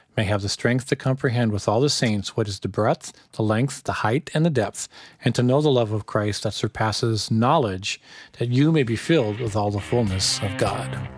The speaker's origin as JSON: {"language": "English", "country": "United States", "said": "as an American"}